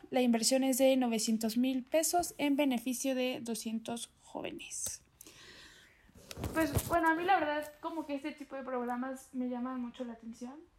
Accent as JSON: {"language": "Spanish", "town": "Santa Ana Chiautempan", "region": "Tlaxcala", "country": "Mexico", "said": "yo soy de Santana, Cheutempan"}